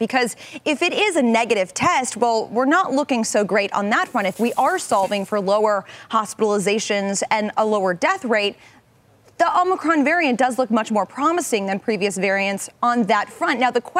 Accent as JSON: {"language": "English", "town": "St. Louis", "region": "Missouri", "country": "United States", "tie": "born or raised there", "moved": "yes", "said": "my hometown Fed."}